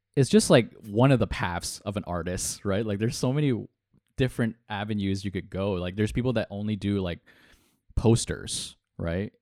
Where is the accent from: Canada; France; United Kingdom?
Canada; Toronto, Ontario; we're we're Canadian. We're we're from Toronto.